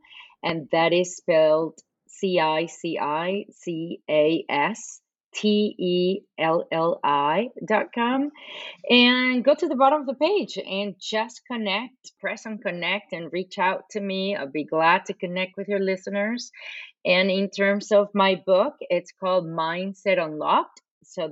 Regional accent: Venezuela; English is a second language; moved away as an adult; also born or lived in Boston, United States / California, United States / China; now in United States; I'm fluent in Spanish because I'm from Venezuela.

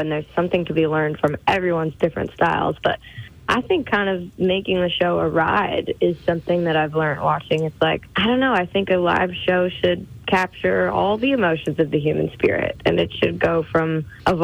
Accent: Alberta, Canada; I'm from Alberta

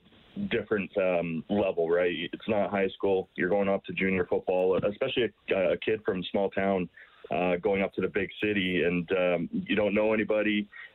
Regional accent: Stettler, Alberta, Canada; So I was always able to play for directly in my hometown.

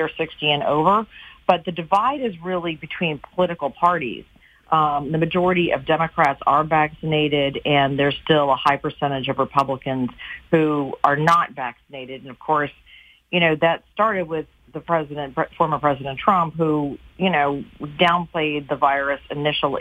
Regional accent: United States; as an American

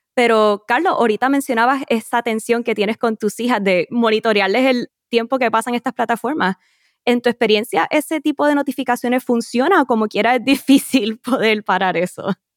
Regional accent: Puerto Rico; Los acompaño desde mi tierra natal, Puerto Rico.

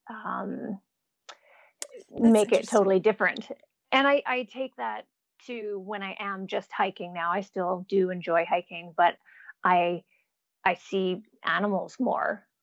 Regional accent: Jasper, Alberta, Canada; accent: Canadian; now in United States; I'm actually a Canadian, so sometimes that surprises people. I've been in the states for a little over 20 years, so my Canadian accent is usually gone unless I go home for a couple weeks, then it comes back.

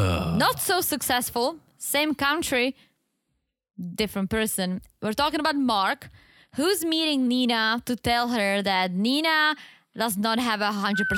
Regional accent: Czechia; accent: Czech; English is a second language; Yeah, because I'm like losing the Czech accent. I'm like sounding like I'm from Wisconsin.

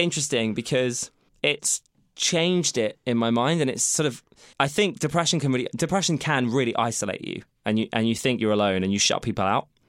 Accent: United Kingdom; we're being British

